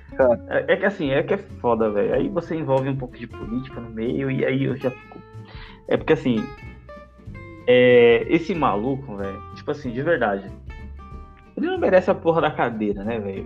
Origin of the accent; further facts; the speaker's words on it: Brazil; É o que eu sinto como brasileiro